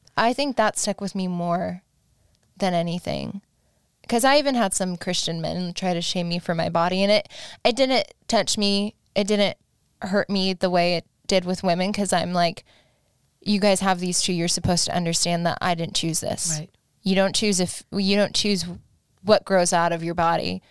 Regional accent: Alaska, United States; now in Los Angeles, United States; I had a friend that I grew up with in Alaska

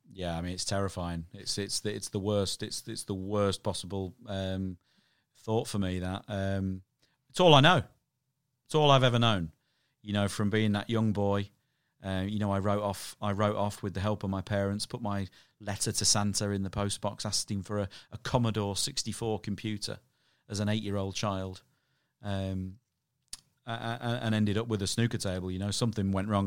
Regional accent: Irthlingborough, East Midlands, United Kingdom; I grew up in a town called Earthlingburgh in Northamptonshire

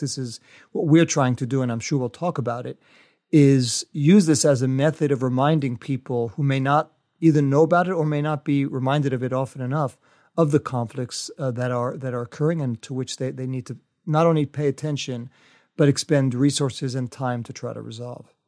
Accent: United States; as an American

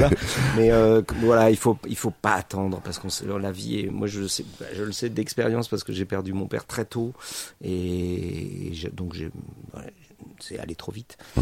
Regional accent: Charente, Nouvelle-Aquitaine, France; j'habite à membre depuis 1932 hein, et je suis né à Chara

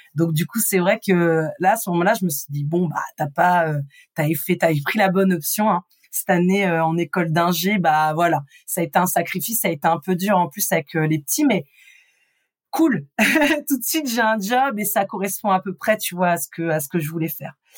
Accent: Rouen, Normandy, France; J'ai grandi euh, en Normandie, donc dans l'agglomération rouennaise. Je suis une vraie rouennaise

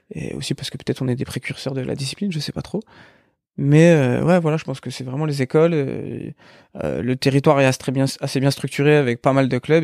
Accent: Épinal, Grand Est, France; moved away as an adult; also born or lived in Nancy; on a grandi à Épinal jusque jusque notre bac.

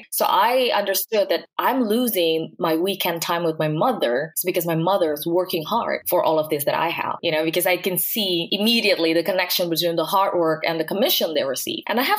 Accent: Jakarta, Indonesia; I was born into a middle-class family in Jakarta, which is the capital city.

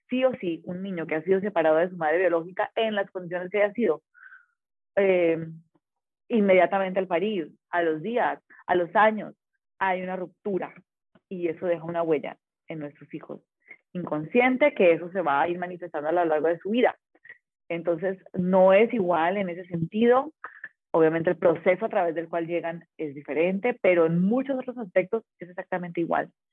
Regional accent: Colombia; also born or lived in Medellín; now in Baja California, Mexico

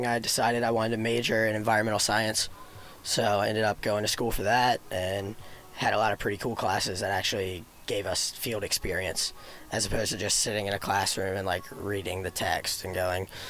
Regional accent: Sedley, Virginia, United States; So I grew up in Sedley, Virginia. It's a teeny tiny little town in the Tidewater area

